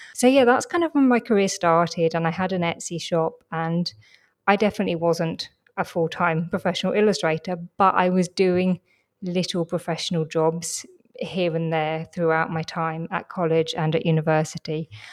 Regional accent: London, United Kingdom; I grew up in London

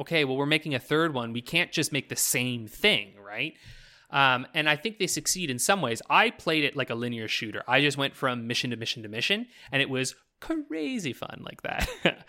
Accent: Canada; I'm fucking Canadian.

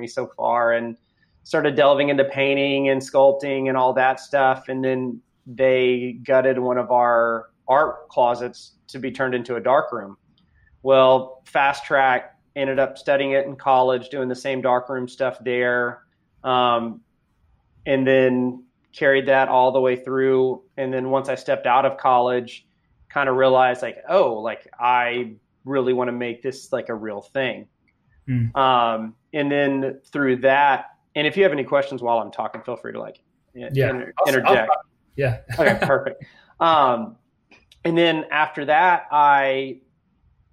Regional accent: Austin, Texas, United States; also born or lived in Houston, Texas; I born and raised Texan. I was born in Houston, but pretty much grew up in the greater Austin

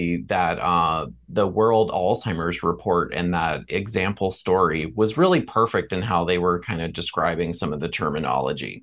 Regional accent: Port St. Lucie, Florida, United States; I grew up in Florida and in a town called Port St. Lucie.

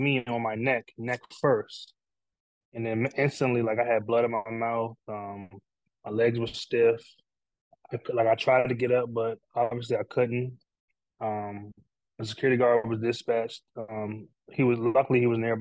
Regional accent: Takoma Park, Maryland, United States; I grew up in Tacoma Park, Maryland, in Montgomery County

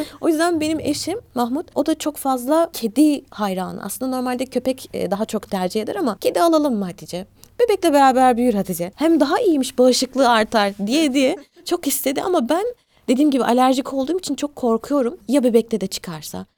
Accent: Turkey; also born or lived in Eskişehir / Black Sea Region (family origin); burada doğduk büyüdük biz. Ailem göç ederek gelmişler. Biz Karadenizliyiz.

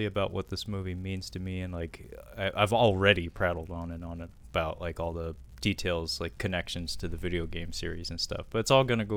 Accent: United States; as an American

